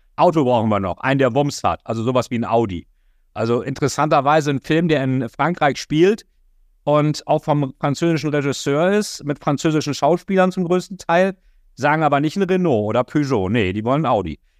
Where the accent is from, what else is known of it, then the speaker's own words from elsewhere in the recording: Germany; als Deutscher